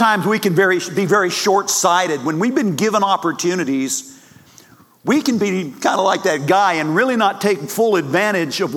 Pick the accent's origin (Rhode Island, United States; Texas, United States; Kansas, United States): Texas, United States; also born or lived in Yuma, Arizona / Fort Worth, Texas; I'm from Texas.